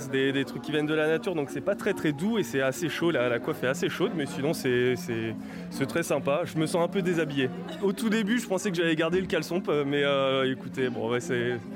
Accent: Papua New Guinea; Je viens de Papouasie-Nouvelle-Guinée, d'une tribu des montagnes qui s'appelle la tribu des Houlis.

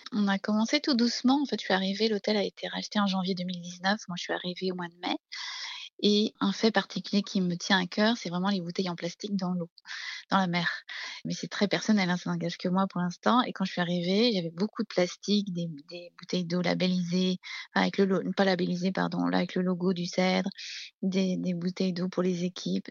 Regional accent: Brittany, France; now in Beaune, France; je suis une bretonne, hein. je suis née au bord de la mer

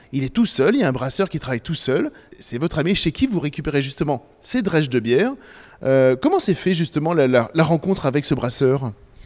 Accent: Provence-Alpes-Côte d'Azur, France; je suis provençal

